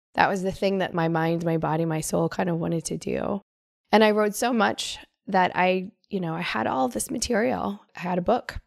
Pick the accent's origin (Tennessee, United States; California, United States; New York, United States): California, United States; Northern; I grew up in Northern California